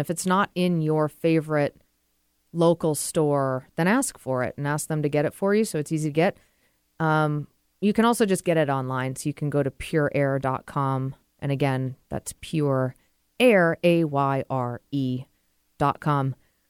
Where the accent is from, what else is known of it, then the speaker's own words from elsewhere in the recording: Boston, Massachusetts, United States; moved away; I'm from the Boston area